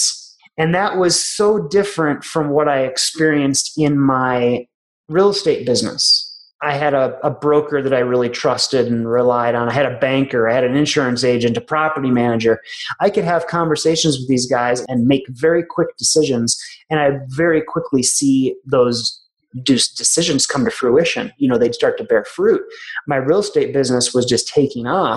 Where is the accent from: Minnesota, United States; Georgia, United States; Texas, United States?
Minnesota, United States; moved away as an adult; also born or lived in Tulsa, Oklahoma; now in Colorado, United States; I went back to my home state of Minnesota